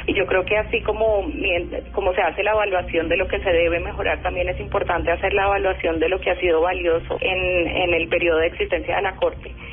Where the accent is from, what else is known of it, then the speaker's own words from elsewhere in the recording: Colombia; como colombiana